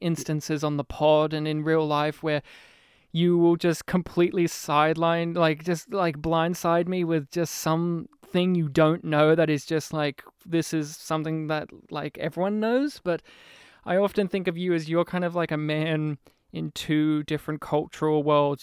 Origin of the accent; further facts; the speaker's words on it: New South Wales, Australia; now in Melbourne, Australia; I'm from New South Wales.